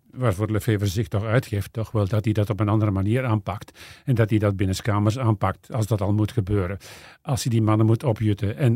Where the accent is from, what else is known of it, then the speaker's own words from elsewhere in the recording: Flanders, Belgium; Nee, als Vlaming misschien niet, maar ik wil het wel zien.